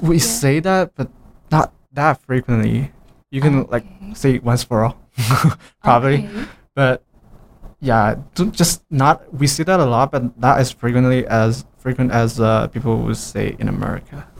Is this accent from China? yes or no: yes; China; English is a second language; moved away as an adult; now in Cedar City, United States